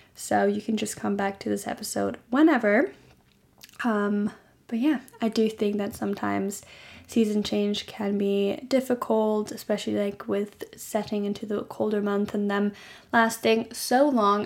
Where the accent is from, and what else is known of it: Germany; born or raised there